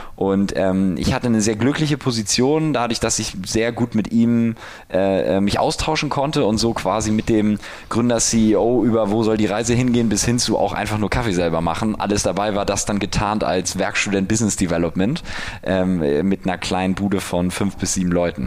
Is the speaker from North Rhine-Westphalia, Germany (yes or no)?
no; Hamburg, Germany; moved away as an adult; now in Berlin, Germany; ich komme aus Hamburg, bin 31